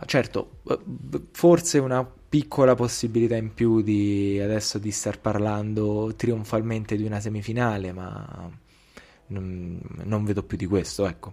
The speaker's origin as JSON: {"language": "Italian", "country": "Italy", "said": "in qualità di italiani"}